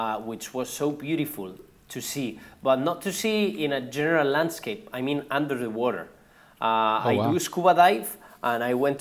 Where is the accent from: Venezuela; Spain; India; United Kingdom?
Spain; English is a second language; also born or lived in Odessa, Texas; I'm from Spain